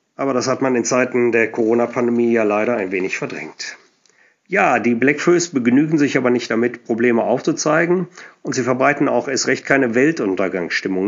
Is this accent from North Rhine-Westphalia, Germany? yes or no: yes; Cologne, North Rhine-Westphalia, Germany; accent: Kölsch; ich bin ein Mensch, der sich viel mit der Musik und der Sprache seiner Heimat auseinandersetzt. Und meine Heimat ist nun mal Köln